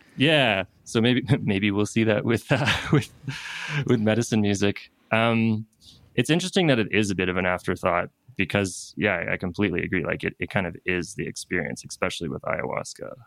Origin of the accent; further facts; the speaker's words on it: East Coast of Canada, Canada; moved away as an adult; now in Peru; I'm from the East Coast of Canada